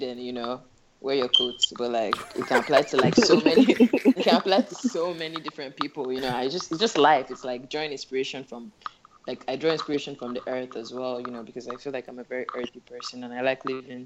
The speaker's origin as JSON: {"language": "English", "town": "Abuja", "region": "Federal Capital Territory", "country": "Nigeria", "tie": "born or raised there", "also_born_or_lived": "England", "moved": "as an adult", "said": "grew up in Abuja. Most of my life spent in Abuja. I went to school in England"}